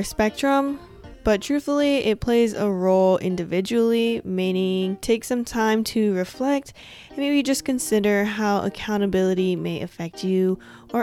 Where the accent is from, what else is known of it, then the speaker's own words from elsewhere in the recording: West Coast, United States; I'm from the West Coast